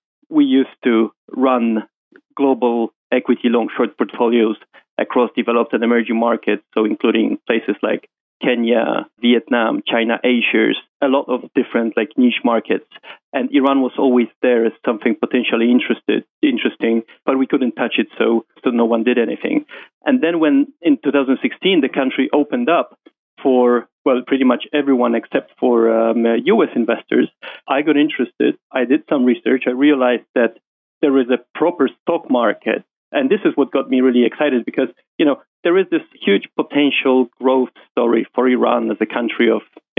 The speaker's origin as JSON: {"language": "English", "town": "Warsaw", "region": "Masovian Voivodeship", "country": "Poland", "tie": "born or raised there", "moved": "as an adult", "lives_now": "London, United Kingdom", "said": "Oh, no. … is a typical Polish name. So I'm from Poland, raised in Warsaw, moved to London when I got my first job in JP Morgan, and I've been there ever since."}